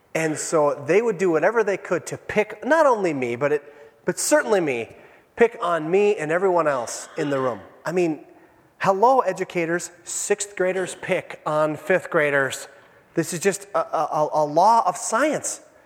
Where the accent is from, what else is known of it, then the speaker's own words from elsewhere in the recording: Iron Range, Minnesota, United States; I was raised on the Iron Range